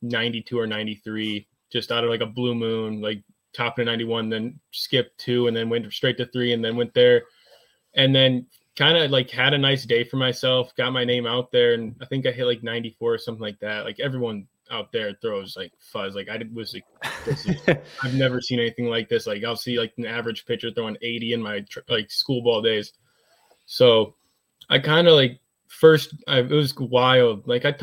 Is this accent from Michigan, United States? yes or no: yes; Michigan, United States; I'm from Michigan, of course, which is like, I mean, it's all sorts of people out here, but I'm from like a very small town